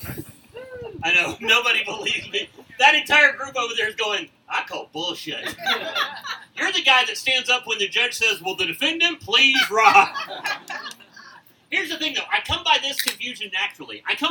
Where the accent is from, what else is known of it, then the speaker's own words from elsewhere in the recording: deep south Mississippi, United States; now in Oklahoma, United States; I've lived here for over 40 years, so I can consider myself a born-again Okie. I am originally from Mississippi, and I mean deep south Mississippi.